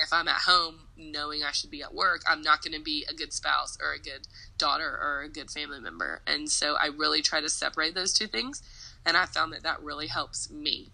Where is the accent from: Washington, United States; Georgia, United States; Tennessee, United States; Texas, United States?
Tennessee, United States; Nashville; moved away as an adult; also born or lived in New York; I was born and raised in Nashville